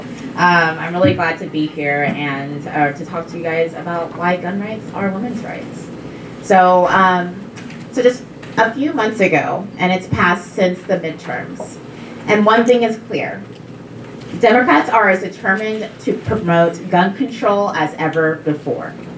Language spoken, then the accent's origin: English; Texas, United States; my home state of Texas